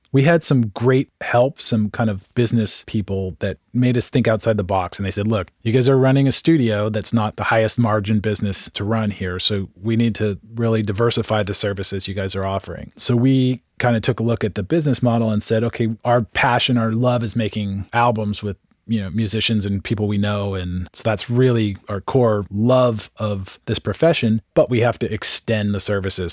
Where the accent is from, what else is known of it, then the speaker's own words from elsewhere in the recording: San Francisco Bay Area, California, United States; also born or lived in Marin County / Sonoma County; I grew up in San Francisco Bay Area. I was born in San Francisco, one of the few natives, and grew up in Marin and Sonoma County.